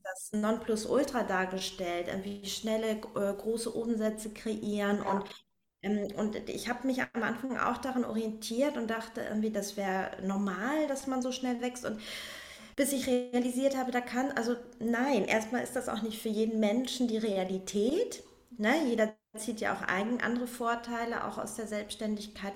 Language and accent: German; Northern Germany, Germany; moved away as an adult; also born or lived in Berlin / Hamburg; dann bin ich nach Hamburg erstmal in Heimatnähe